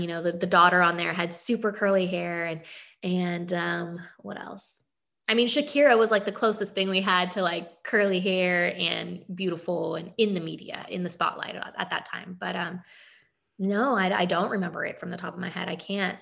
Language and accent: English; Aliso Viejo, California, United States; moved away as an adult; also born or lived in Tennessee / Dothan, Alabama / Los Angeles; now in Bakersfield, United States; growing up in Orange County I mean you see you see a little bit of everything but it's a predominantly white county